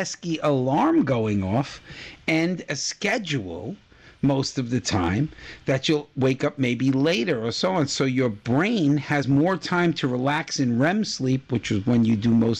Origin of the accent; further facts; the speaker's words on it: Florida, United States; moved away; my home state of Florida